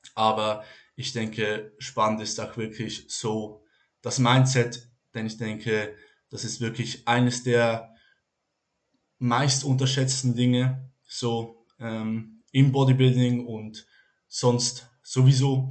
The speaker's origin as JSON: {"language": "German", "country": "Switzerland", "said": "Ich komme aus der Schweiz"}